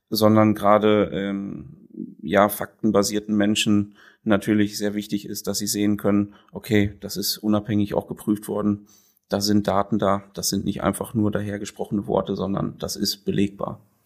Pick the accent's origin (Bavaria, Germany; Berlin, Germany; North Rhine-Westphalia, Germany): North Rhine-Westphalia, Germany; Sassenberg; ich bin in Sassenberg geboren, mhm. auf dem Milchviehbetrieb